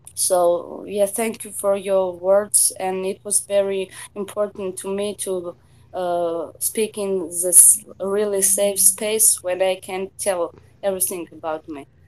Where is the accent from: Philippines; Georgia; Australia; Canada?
Georgia; Tbilisi; English is a second language; I'm from Georgia, Tbilisi